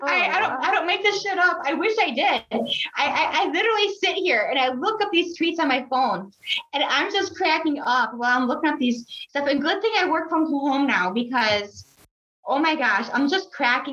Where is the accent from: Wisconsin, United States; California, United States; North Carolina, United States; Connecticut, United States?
Wisconsin, United States; Milwaukee; I'm from the southern part of the state.